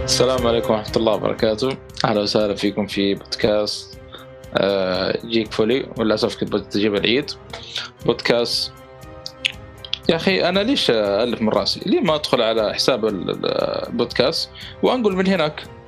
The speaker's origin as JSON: {"language": "Arabic", "country": "Saudi Arabia"}